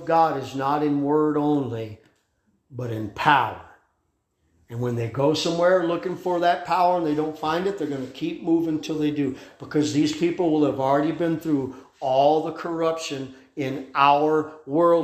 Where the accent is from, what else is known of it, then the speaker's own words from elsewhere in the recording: United States; as an American